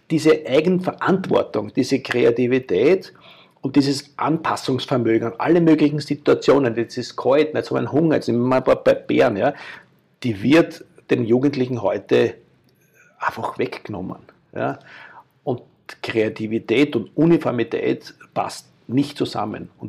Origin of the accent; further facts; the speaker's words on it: Austria; Ich bin jemand mit österreichischem Background und mit Kultur, mit dem ich aufgewachsen bin